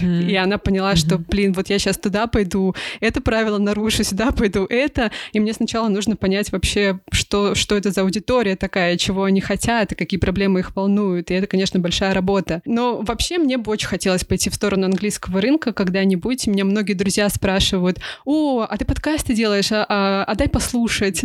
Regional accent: Russia; now in Germany; мы, конечно, будем россиянами, которые переехали

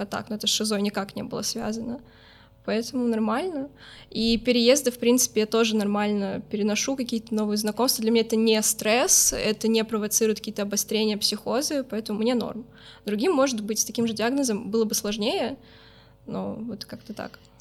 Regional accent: Minsk, Belarus; now in Saint Petersburg, Russia; в Беларуси, откуда я родом

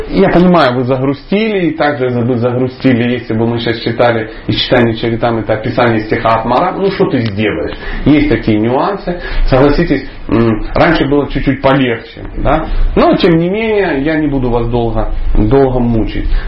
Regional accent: Dnipro, Dnipropetrovsk Oblast, Ukraine; moved away; also born or lived in the north (Russia); Однажды, когда-то давно, я жил на севере, но я вообще человек южный, скажем так, я из Днепропетровска. Ну, по сравнению с Николаем, может, это не так южно, но по сравнению с тем местом, где я жил, я реально южный человек, поверьте.

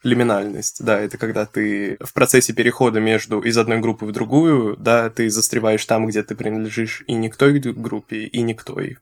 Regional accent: Bashkortostan, Russia; moved away as an adult; also born or lived in Nizhnevartovsk; now in Moscow, Russia; Потом перебрались на юг в Башкирию

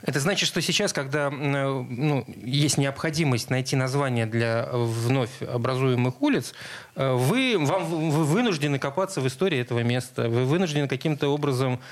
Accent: Saint Petersburg, Russia; Я вырос на Чайковского, соответственно, в школу ходил рядом с кинотеатром «Спартак»

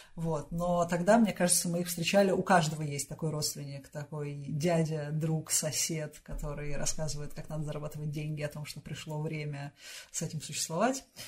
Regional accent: Russia; also born or lived in Moscow / Voronezh; моё детство прошло немножко в Новогиреево и немножко в Воронежском заводском дворе

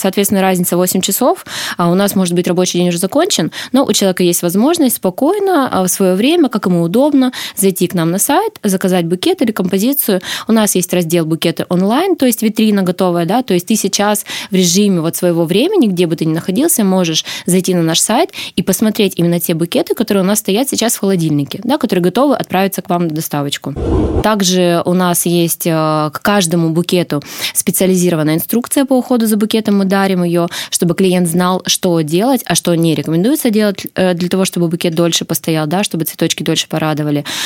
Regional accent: Korsakov, Sakhalin Oblast, Russia; я родилась и по сей день живу на Сахалине, в городе Корсаков

